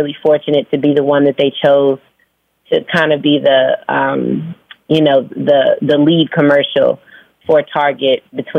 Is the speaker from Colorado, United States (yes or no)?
no; Phoenix, Arizona, United States; born or raised there; also born or lived in Virginia; now in Atlanta, United States